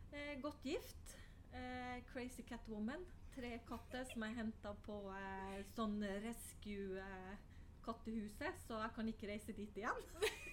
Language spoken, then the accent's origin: Norwegian; Finnmark, Norway; skal man ikke kalle meg nordlending, for jeg er jo fra Finnmark